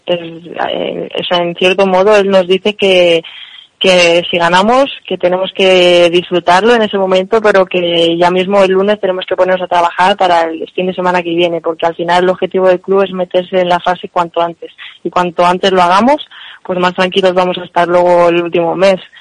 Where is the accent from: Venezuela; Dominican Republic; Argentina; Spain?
Spain; nosotras que somos de Madrid o españolas